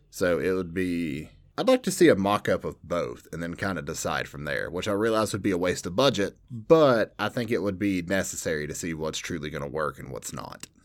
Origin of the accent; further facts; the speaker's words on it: Southern, United States; accent: Southern; my overly Southern accent